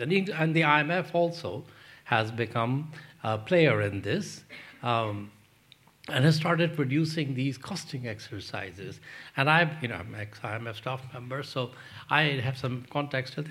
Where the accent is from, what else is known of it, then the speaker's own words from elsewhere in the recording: Pakistan; moved away; also born or lived in London; I grew up in Pakistan